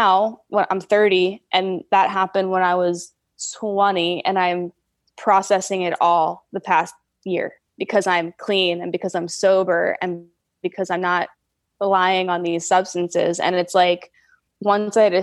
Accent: New Jersey, United States; moved away; So I'm from New Jersey originally

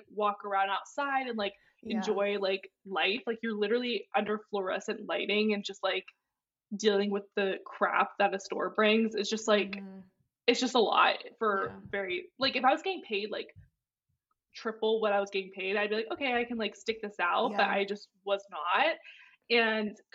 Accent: Ohio, United States; moved away as an adult; now in Chicago, United States; I'm originally from Ohio

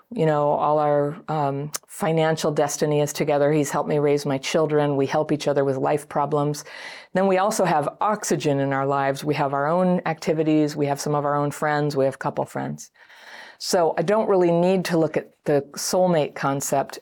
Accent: United States; I'm American

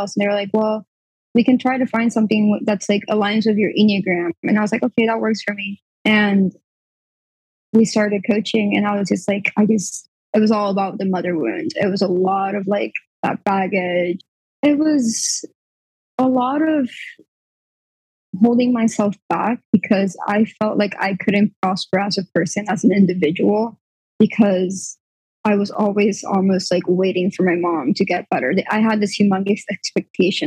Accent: Puerto Rico; I'm from Puerto Rico

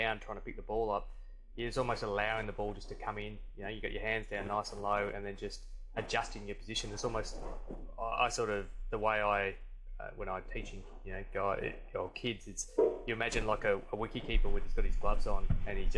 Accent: Perth, Western Australia, Australia; also born or lived in Melbourne; now in Byron Bay, Australia; I was really fortunate growing up in Perth.

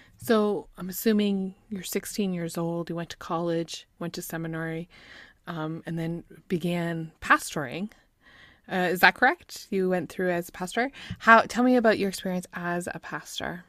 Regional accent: Canada; I'm from Canada

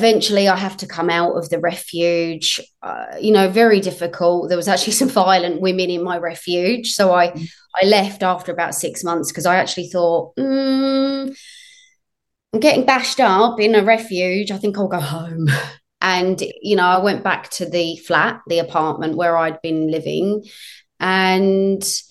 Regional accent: United Kingdom; moved away; I'm from the UK originally

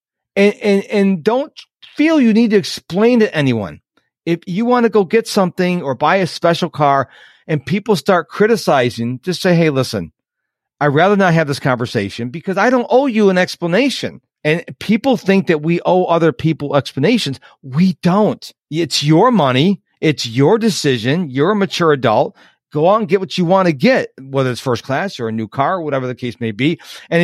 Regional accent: Rochester, United States; moved away; my hometown of Rochester

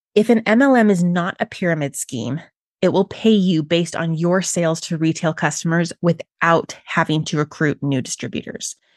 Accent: Utah, United States; I'm from Utah, which is the birthplace of several multi-level marketing companies

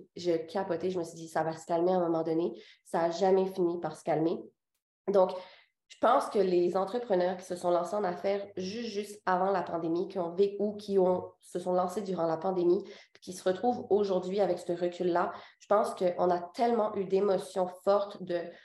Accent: Quebec, Canada; also born or lived in Réunion; Je suis née là-bas. Puis, à six ans, mes parents ont décidé de déménager au Québec.

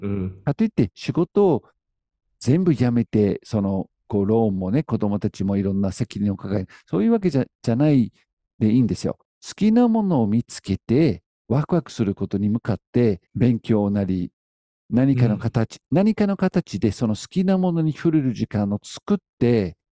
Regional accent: United Kingdom; now in Japan; 僕はイギリス人なんだけど

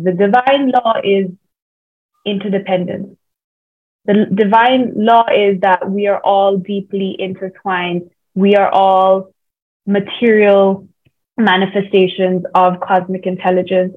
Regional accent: India; moved away; also born or lived in Sydney / Bay Area / Colombia; I am Indian

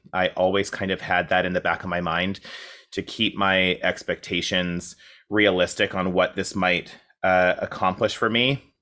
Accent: Coaldale, Alberta, Canada; moved away as an adult; now in Toronto, Canada; a town called Coaldale

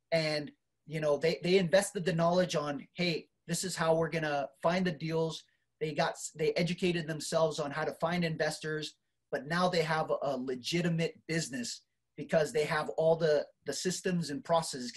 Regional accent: Marshall Islands; now in United States; I came from the Marshall Islands, man. I'm first generation immigrant here in the U.S.

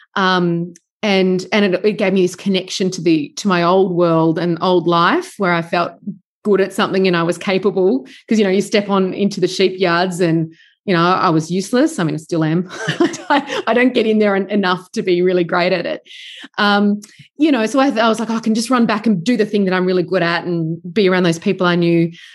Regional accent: Sydney, New South Wales, Australia; moved away as an adult; also born or lived in Melbourne / Bendigo / Karamet; I'm from Sydney originally

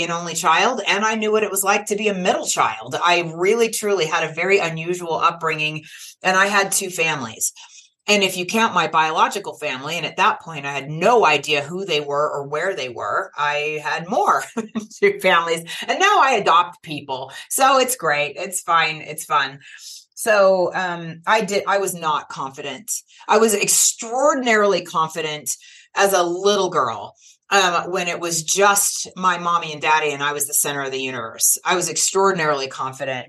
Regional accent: California, United States; I was born in California in the late 1960s to two teenagers who were not able to marry

